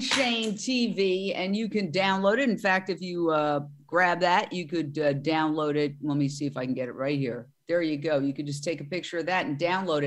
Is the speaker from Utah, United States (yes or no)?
no; New York, United States; now in Los Angeles, United States; being a New Yorker